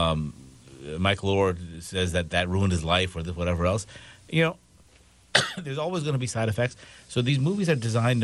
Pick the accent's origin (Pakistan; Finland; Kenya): Pakistan; moved away; I'm from Pakistan.